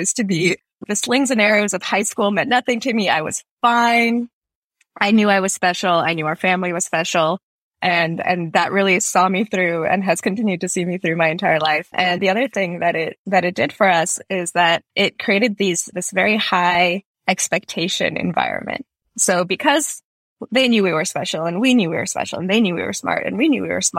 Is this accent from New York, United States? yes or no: no; Fremont, California, United States; also born or lived in St. Petersburg, Russia / Boston, Massachusetts; now in San Francisco, United States; we came over when I was 3 and my sister was 6. First to Boston, then to the Bay Area, to Fremont